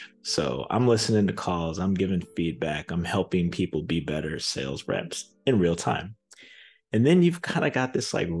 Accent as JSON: {"language": "English", "town": "Zion", "region": "Illinois", "country": "United States", "tie": "born or raised there", "said": "Well, I'm a Chicagoland native. I grew up in Zion, Illinois, which is about halfway between Milwaukee and Chicago, an hour drive to either or."}